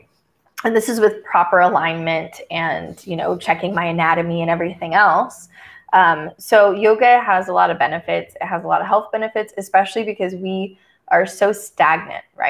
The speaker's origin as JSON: {"language": "English", "region": "Texas", "country": "United States", "tie": "born or raised there", "moved": "yes", "said": "I grew up in Texas"}